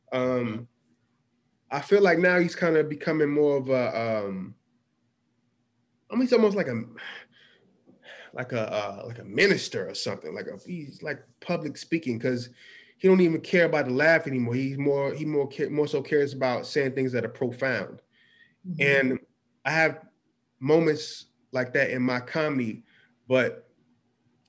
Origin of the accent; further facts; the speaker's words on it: Hillside, New Jersey, United States; I'm from Hillside. I'm from North Jersey.